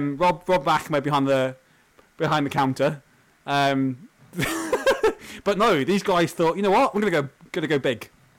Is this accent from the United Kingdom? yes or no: yes; United Kingdom; also born or lived in Auckland, New Zealand; now in New Zealand; Because we're both British.